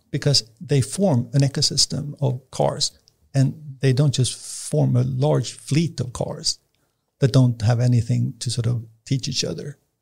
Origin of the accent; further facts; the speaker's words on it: Nacka, Stockholm County, Sweden; I was born and raised out in Nacka